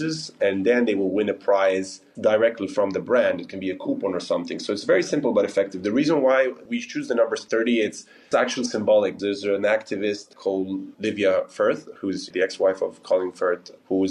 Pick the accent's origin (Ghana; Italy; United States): Italy; Milan, Lombardy; my company is based in Lugano and Milan, and I'm from Milan